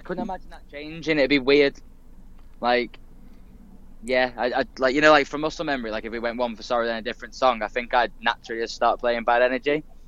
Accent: Liverpool, North West England, United Kingdom; it's my hometown. Uh, Liverpool Academy

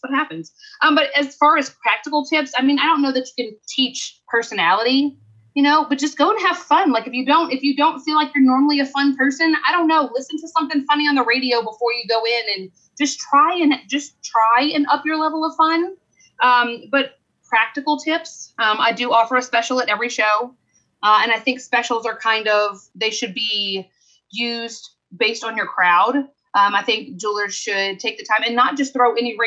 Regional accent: the South, United States; I'm from the South

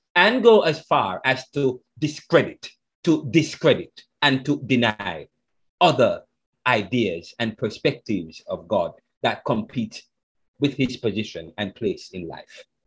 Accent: Jamaica; I'm Jamaican

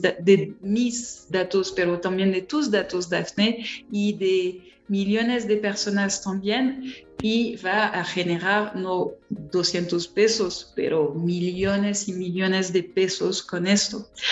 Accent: France; accent: strong French; Spanish is a second language; soy francesa

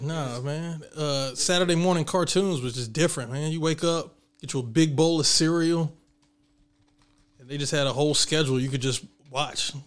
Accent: Southwest Virginia, United States; I grew up in Southwest Virginia

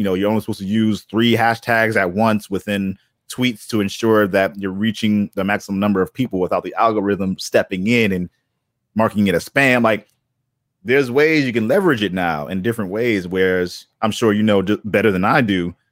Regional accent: Boston, Massachusetts, United States; I grew up in Boston

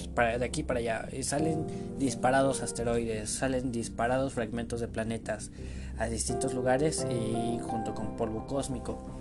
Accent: State of Mexico, Mexico; yo soy de México, bueno, soy del Estado de México

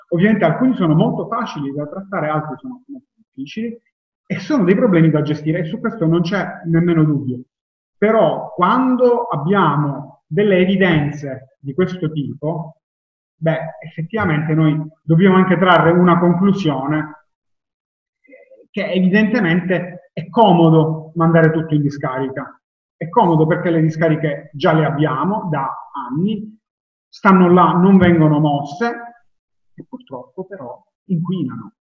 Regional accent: Palermo, Sicily, Italy; io ed Alessandro siamo di Palermo

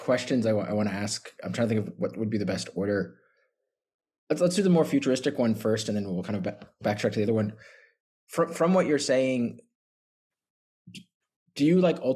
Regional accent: United States; I'm an American as well

